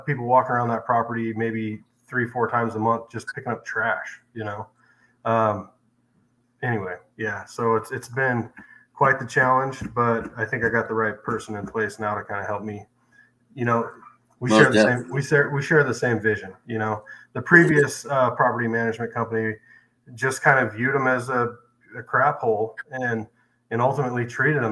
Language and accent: English; Salem, Oregon, United States; moved away as an adult; now in Springfield, United States; born and raised in Salem, Oregon